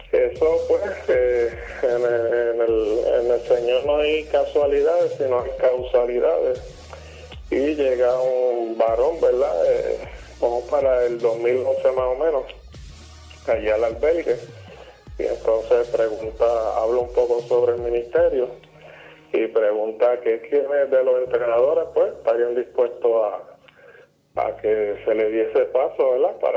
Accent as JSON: {"language": "Spanish", "country": "Puerto Rico", "said": "ya tú sabes que como buen puertorriqueño, pues eh, comenzamos en las pequeñas ligas"}